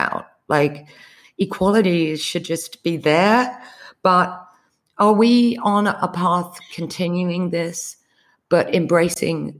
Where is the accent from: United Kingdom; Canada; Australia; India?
United Kingdom; now in United States; I'm a Brit living in America